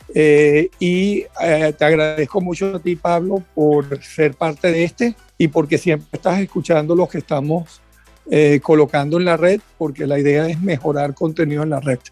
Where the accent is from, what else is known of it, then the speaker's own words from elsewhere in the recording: Venezuela; moved away; los que venimos de Venezuela